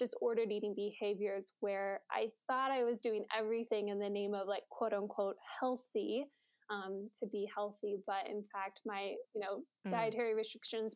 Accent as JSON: {"language": "English", "town": "Springboro", "region": "Ohio", "country": "United States", "tie": "born or raised there", "said": "I grew up in Springboro, Ohio, which is in between Dayton and Cincinnati, for those of you who don't know. So always grew up and have lived in the Midwest"}